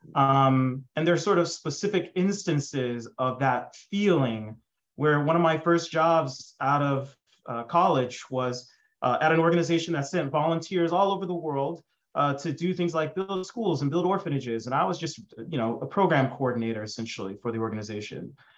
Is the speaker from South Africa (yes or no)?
no; Dallas, Texas, United States; I grew up in Dallas, Texas